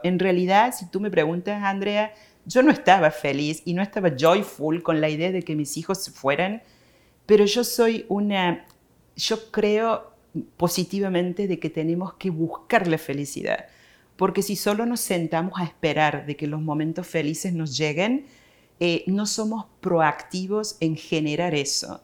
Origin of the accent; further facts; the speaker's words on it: Córdoba, Argentina; moved away as an adult; now in United States; Yo soy de Córdoba, Argentina.